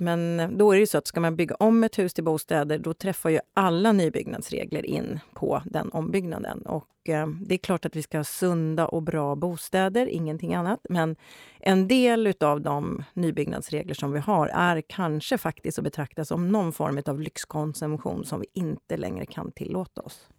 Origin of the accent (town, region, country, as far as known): Gothenburg, Västra Götaland, Sweden; now in Stockholm, Sweden